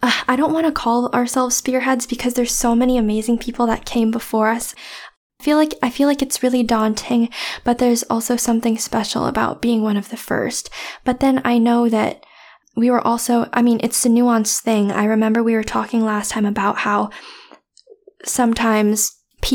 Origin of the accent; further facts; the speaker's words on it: San Francisco, California, United States; growing up in San Francisco because my whole life I've been around a lot of Asian and Chinese people